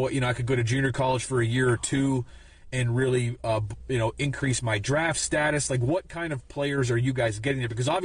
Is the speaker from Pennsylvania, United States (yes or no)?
yes; Pennsylvania, United States; moved away as an adult; also born or lived in Iowa; I was coming from Pennsylvania